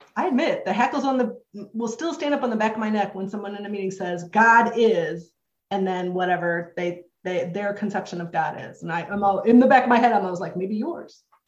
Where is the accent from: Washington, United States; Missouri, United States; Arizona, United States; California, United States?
Missouri, United States; St. Louis; also born or lived in Jacksonville, Florida; I'm from St. Louis, Missouri. My home group in St. Louis is the Nick of Time group